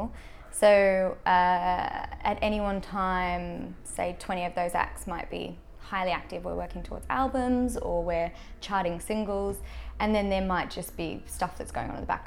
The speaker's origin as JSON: {"language": "English", "country": "Australia", "moved": "as an adult", "lives_now": "United Kingdom", "said": "a weird mix of being an Australian and being, you know, a smaller territory and coming with that experience"}